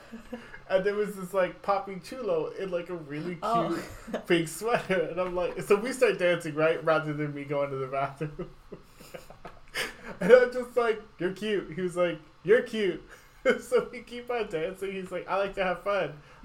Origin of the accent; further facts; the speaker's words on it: New York, United States; I am 34, I work in fashion, I am a New Yorker